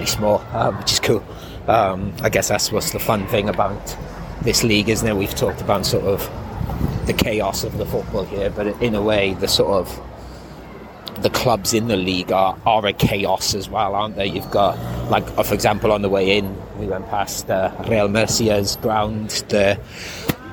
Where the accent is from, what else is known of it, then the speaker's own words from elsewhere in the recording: Wales, United Kingdom; moved away; also born or lived in Horsham; I'm from Wales.